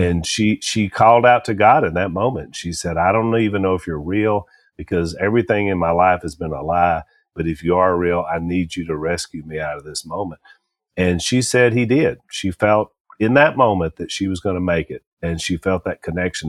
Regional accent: Louisiana, United States; we're from Louisiana

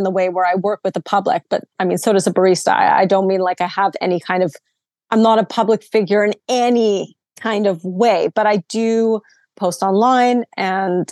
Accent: Vancouver, British Columbia, Canada; moved away; I'm from Vancouver, very kind of hippie

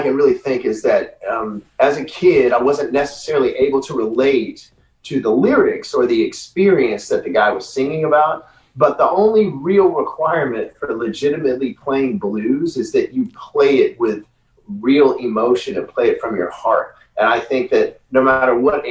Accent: Louisiana, United States; I'm from Louisiana, so I'm from the South

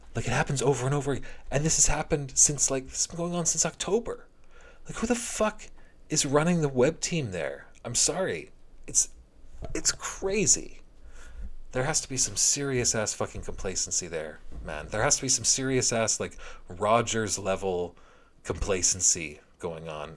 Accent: Canada; as a Canadian hockey fan

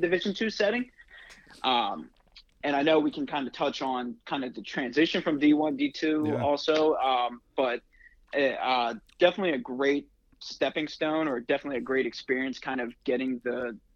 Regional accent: New Jersey, United States; also born or lived in West Virginia; I'm originally from South Jersey, born and raised in South Jersey

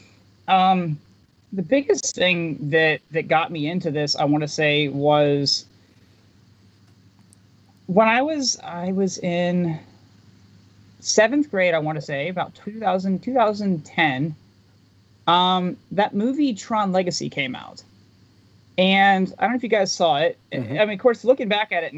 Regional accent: West Virginia, United States; also born or lived in Bridgeport, West Virginia; I'm actually West Virginia native, born in West Virginia. I live right now in Bridgeport, but I grew up in Dodge County

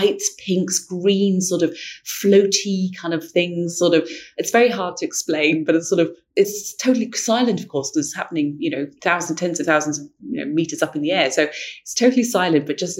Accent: London, United Kingdom; I grew up in London where the light pollution just obscures everything

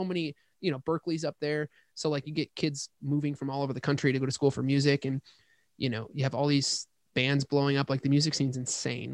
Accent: Hamburg, New York, United States; moved away as an adult; also born or lived in Boston, Massachusetts / California; I'm from Hamburg. So we're both from the burbs of, uh, Buffalo

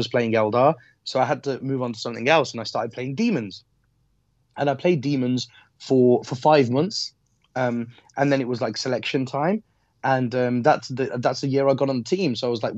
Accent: Midlands, United Kingdom; Like, you're from the Midlands, I'm from the Midlands.

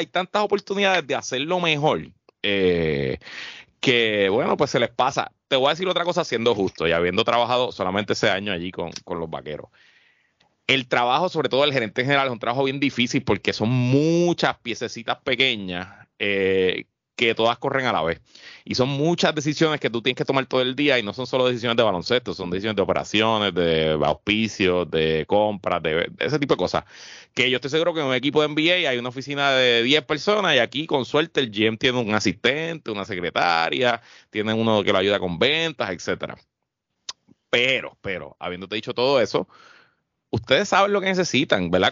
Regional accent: Puerto Rico; yo soy el único puertorriqueño

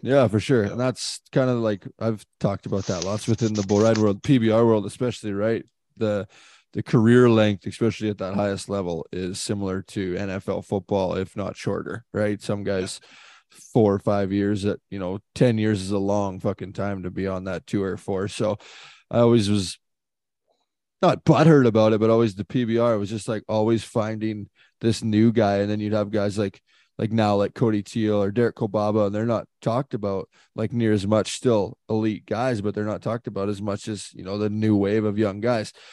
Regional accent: Canada; as a Canadian kid

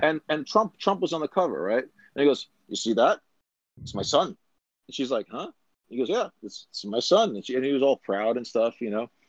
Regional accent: New York, United States; I'm from New York

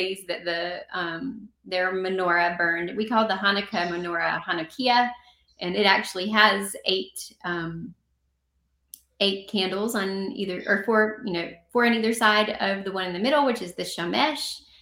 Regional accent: the South, United States; I'm from the South

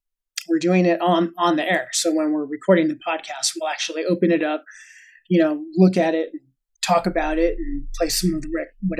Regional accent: Los Angeles, California, United States; I grew up in Los Angeles

